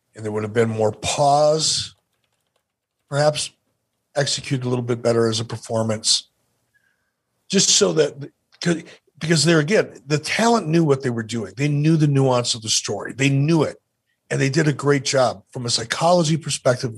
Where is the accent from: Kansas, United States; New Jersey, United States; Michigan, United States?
Michigan, United States; Detroit; When I was a little kid growing up in Detroit, my mom used to drop me off at the Eastgate Theater over on Gratiot